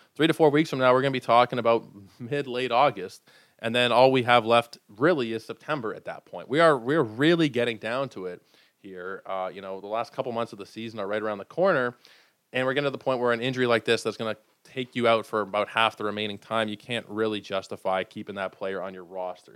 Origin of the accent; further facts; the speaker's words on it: Toronto, Ontario, Canada; I'm from Toronto.